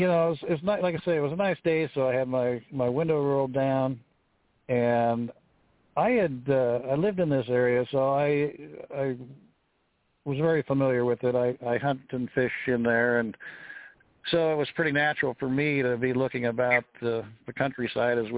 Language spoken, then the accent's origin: English; Pacific Northwest, United States; born or raised there